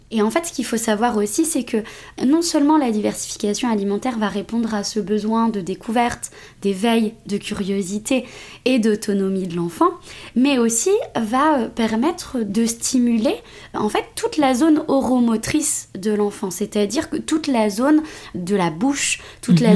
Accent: France; je, suis d'origine marocaine, je suis née en France mais euh, du coup ma famille est d'origine marocaine

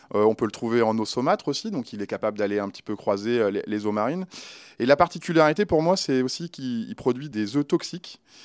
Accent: Lyon, Auvergne-Rhône-Alpes, France; je suis un Lyonnais. Alors forcément, euh, travailler dans ma ville d'origine, c'était un rêve

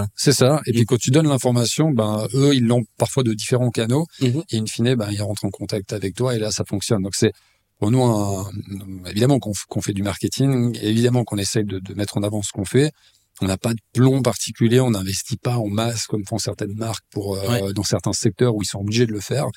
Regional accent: Lausanne, Vaud, Switzerland; also born or lived in Épalinges; je suis né à Lausanne, j'ai grandi dans cette ville, une ville que je connais très bien

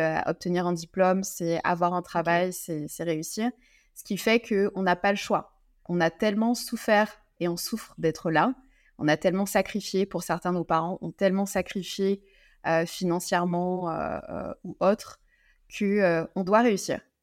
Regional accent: Guadeloupe; moved away as an adult; also born or lived in France; quand j'ai dû quitter la Guadeloupe, mon île natale, pour aller faire mes études en France

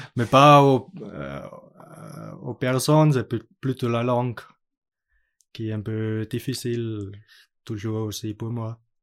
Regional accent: Austria; French is a second language; moved away; l'école était près chez moi à Autriche

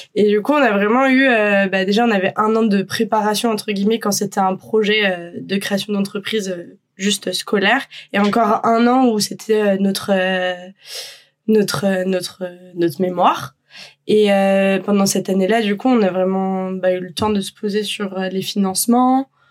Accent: Brittany, France; moved away; On est bretonne d'origine. L'été dernier, on était rentré en Bretagne

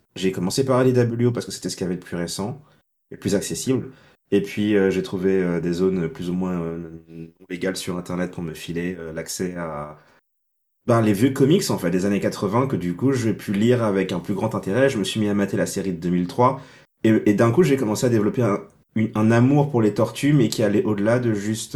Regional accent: Senegal; moved away as an adult; now in Montpellier, France; je suis né au Sénégal

